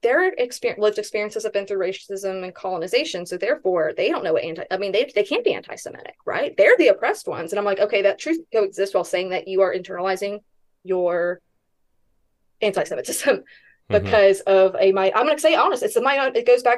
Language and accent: English; Hawaii, United States; And I say that because I'm Hawaiian, right?